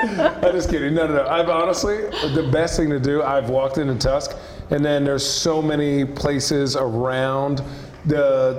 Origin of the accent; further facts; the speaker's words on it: United States; Well, I'm American.